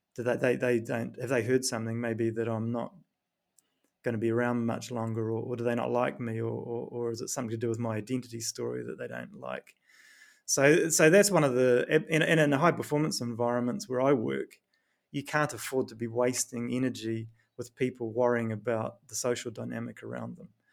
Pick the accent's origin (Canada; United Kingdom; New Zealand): New Zealand; accent: New Zealand; moved away; my New Zealand accent